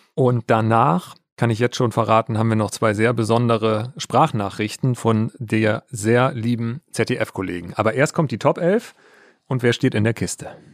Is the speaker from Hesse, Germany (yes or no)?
no; Altes Land, Lower Saxony, Germany; moved away; wenn ich in meiner Heimat bin. Ich komme ja aus dem alten Land